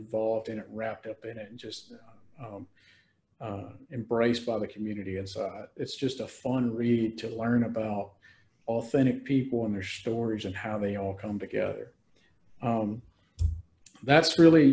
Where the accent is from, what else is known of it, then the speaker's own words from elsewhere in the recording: Mississippi Delta, United States; I'm from the Mississippi Delta, so I knew a lot of the towns.